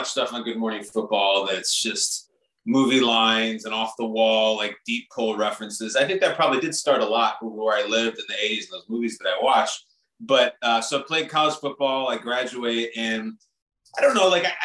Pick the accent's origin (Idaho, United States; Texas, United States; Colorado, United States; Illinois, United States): Illinois, United States; north suburbs of Chicago; born or raised there